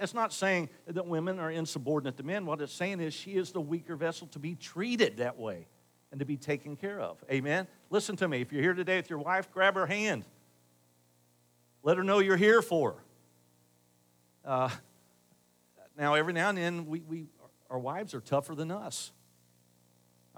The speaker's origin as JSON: {"language": "English", "town": "Dayton", "region": "Ohio", "country": "United States", "tie": "born or raised there", "said": "I grew up in Northridge, and despite what you think of Northridge and North Dixie Drive in Dayton, North Dayton, it was a great place to grow up back then"}